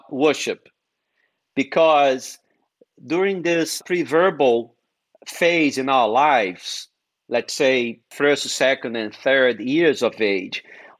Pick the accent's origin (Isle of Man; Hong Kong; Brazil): Brazil; English is a second language; moved away as an adult; also born or lived in New England; now in United States; when I moved from Brazil to New England.